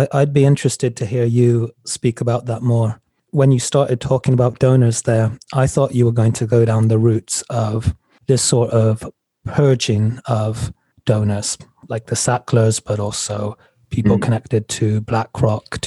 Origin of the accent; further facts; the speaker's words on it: England, United Kingdom; now in United States; I grew up in England